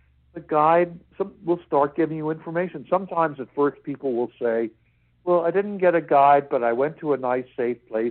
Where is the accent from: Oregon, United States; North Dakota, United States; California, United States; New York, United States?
New York, United States; New York City; I grew up in New York City